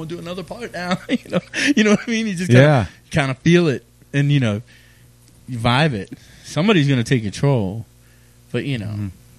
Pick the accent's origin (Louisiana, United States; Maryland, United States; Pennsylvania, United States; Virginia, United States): Maryland, United States; Edgewood; also born or lived in Havre de Grace / Aberdeen; You know, I was born in Havre de Grasse, but then I grew up pretty much between Edgewood and Aberdeen, Maryland.